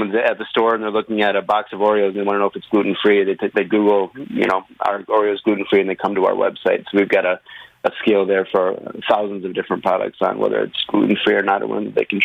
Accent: Hope, Michigan, United States; I grew up in a little town called Hope in Michigan

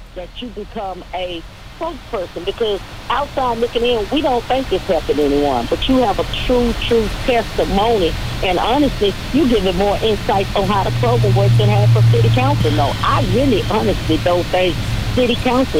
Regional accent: Dallas, Texas, United States; I'm born and raised in Dallas

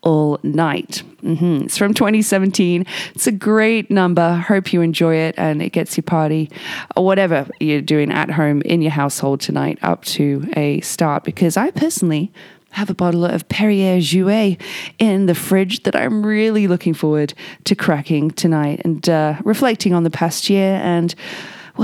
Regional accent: England, United Kingdom; now in Whistler, Canada; me being English

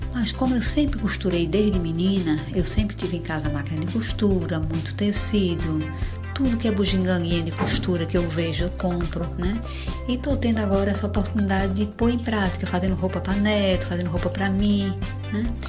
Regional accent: Fortaleza, Ceará, Brazil; eu sou de Fortaleza

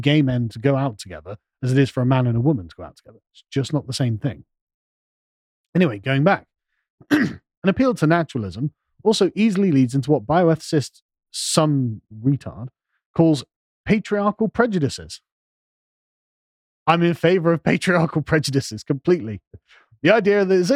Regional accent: England, United Kingdom; I'm an Englishman

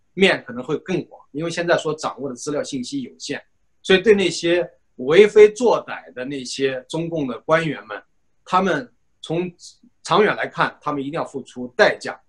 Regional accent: China; 我们中国人

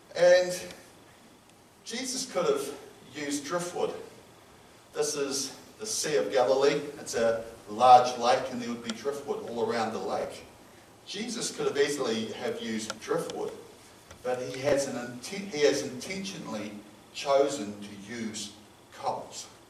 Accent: New Zealand; I'm a Kiwi

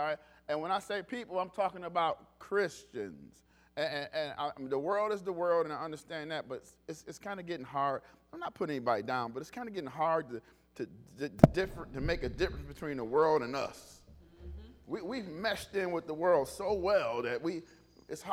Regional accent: Detroit, Michigan, United States; I grew up in Detroit.

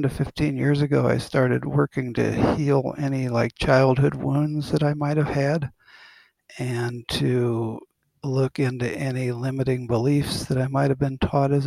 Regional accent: Ohio, United States; I'm from a little town in Ohio, about 8,000 people

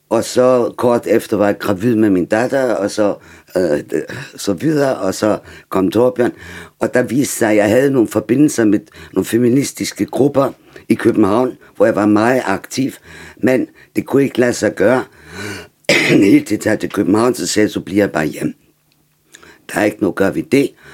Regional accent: Germany; Danish is a second language; now in Denmark; som tysker

